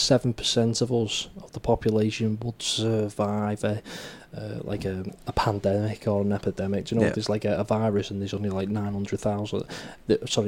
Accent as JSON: {"language": "English", "country": "United Kingdom", "said": "as a British person"}